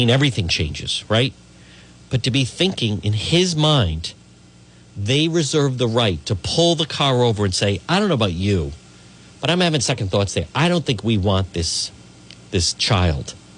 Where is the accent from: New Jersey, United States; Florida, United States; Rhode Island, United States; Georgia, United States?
Rhode Island, United States; Cranston; I grew up in Edgewood, which is a section of Cranston